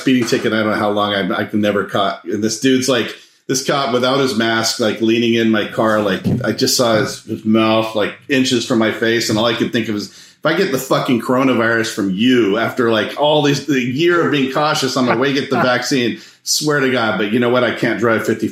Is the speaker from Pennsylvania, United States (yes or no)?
no; Monterey, California, United States; I grew up in Monterey, California